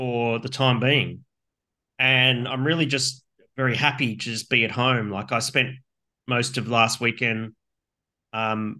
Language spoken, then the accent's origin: English; Gold Coast, Queensland, Australia; growing up on the Gold Coast